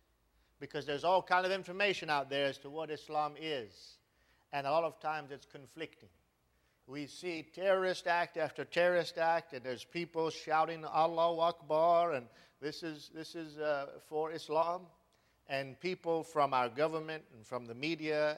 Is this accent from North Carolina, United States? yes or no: yes; Charlotte, North Carolina, United States; I was born in Charlotte, North Carolina, in 1974, and grew up in Charlotte, North Carolina.